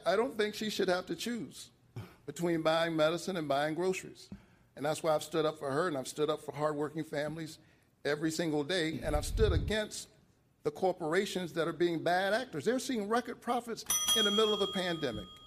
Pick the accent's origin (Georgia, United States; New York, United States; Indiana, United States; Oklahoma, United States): Georgia, United States; Savannah; I grew up about a mile from here in the Caton Homes housing projects